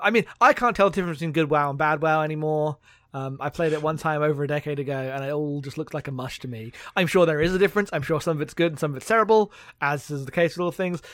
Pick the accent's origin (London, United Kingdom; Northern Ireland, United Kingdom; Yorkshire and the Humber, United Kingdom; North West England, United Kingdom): London, United Kingdom; moved away; I grew up in London, so, like, my hometown's like, damn, look at all the, like, gentrification that's happened here